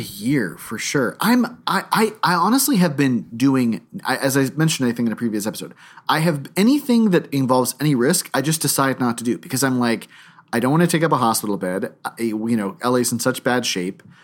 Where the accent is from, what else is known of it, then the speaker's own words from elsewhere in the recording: Palm Beach, Florida, United States; growing up in Palm Beach